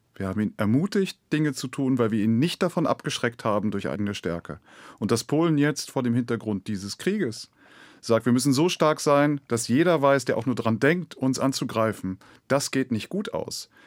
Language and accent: German; Germany; wir sollten als Deutsche